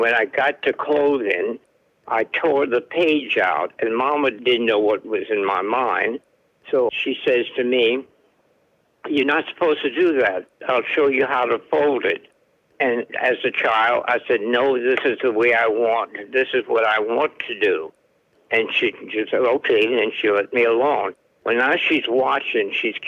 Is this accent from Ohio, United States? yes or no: no; Gueydan, Louisiana, United States; now in Arkansas, United States; I was born in Gaydon, G-U-E-Y-D-A-N, Gaydon, Louisiana. I'm a Cajun.